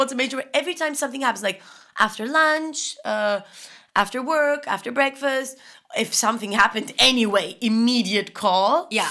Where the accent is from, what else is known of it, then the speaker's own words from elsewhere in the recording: Germany; I'm very happy that I grew up in Germany.